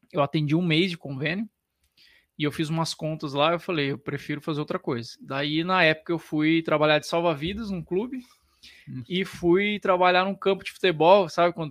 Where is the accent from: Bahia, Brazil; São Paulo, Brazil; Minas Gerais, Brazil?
São Paulo, Brazil; Penápolis; born there; also born or lived in Paraná / Piracicaba; Na época eu estava em Piracicaba, eu nasci em Penápolis, estudei no Paraná e fui para Piracicaba depois.